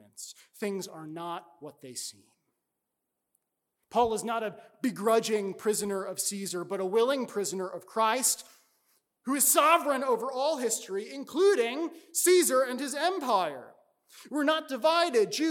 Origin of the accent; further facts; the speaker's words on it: New York, United States; my home state of New York